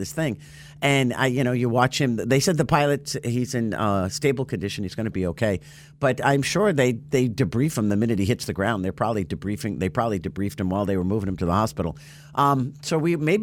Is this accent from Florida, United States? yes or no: yes; Martin County, Florida, United States; my hometown